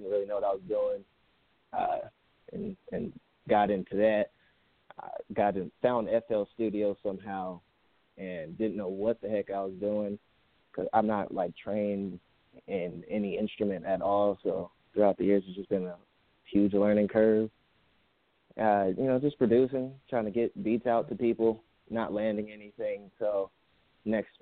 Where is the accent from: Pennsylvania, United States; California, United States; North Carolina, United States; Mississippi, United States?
California, United States; Riverside; I'm from Riverside